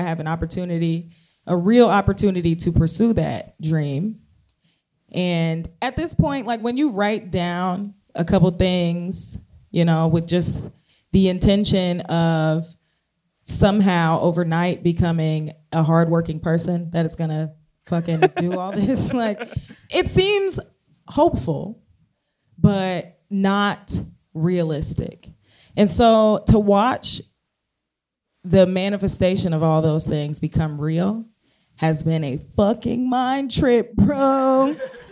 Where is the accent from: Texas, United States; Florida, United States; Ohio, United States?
Ohio, United States; Cincinnati; That's my hometown